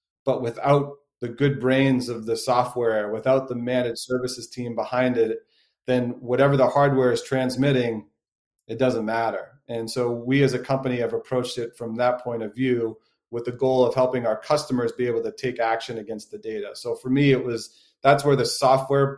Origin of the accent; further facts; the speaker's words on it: Boston, Massachusetts, United States; I'm a born and raised Bostonian